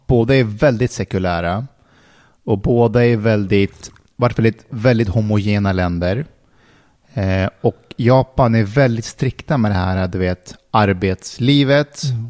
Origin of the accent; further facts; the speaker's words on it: Älta, Stockholm County, Sweden; Vi i Älta var mer arbetarklass.